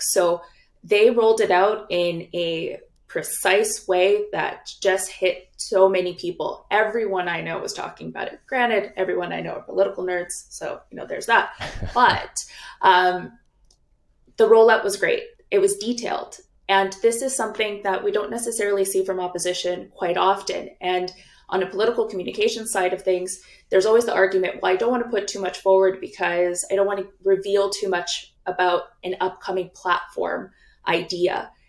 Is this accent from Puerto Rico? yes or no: no; British Columbia, Canada; as British Columbians